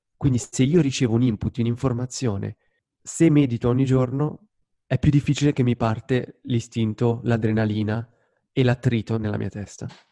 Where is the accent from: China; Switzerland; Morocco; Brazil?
Switzerland; Lugano, Ticino; Lugano, la mia città natale